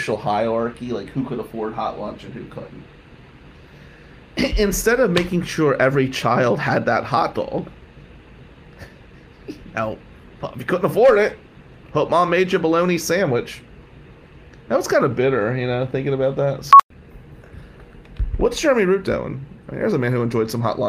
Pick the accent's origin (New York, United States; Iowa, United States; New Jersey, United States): New Jersey, United States; Atlantic City; also born or lived in Ventnor, New Jersey / Ann Arbor, Michigan; now in Michigan, United States; I grew up in Ducktown